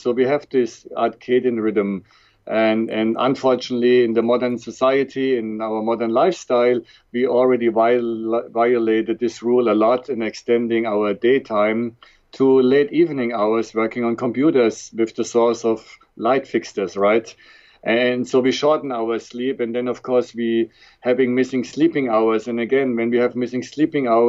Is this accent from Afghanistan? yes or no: no; Frankfurt, Hesse, Germany; accent: German; English is a second language; moved away as an adult; also born or lived in Switzerland / Toronto, Canada / Dallas, United States; born and raised in Germany, in Frankfurt